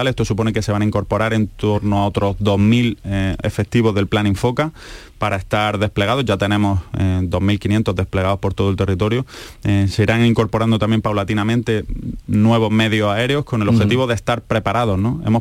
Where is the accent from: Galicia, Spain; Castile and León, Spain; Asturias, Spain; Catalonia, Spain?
Catalonia, Spain; Barcelona; born there; also born or lived in Almería; now in Seville, Spain; yo nací en Barcelona y acabé en Almería, ahora